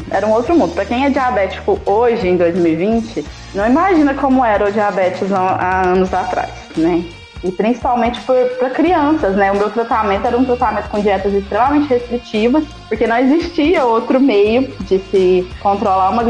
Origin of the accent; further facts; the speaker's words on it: Minas Gerais, Brazil; A gente morava na roça, e aí há pouco tempo a gente tinha se mudado pra cidade. Eu sou do interior de Minas.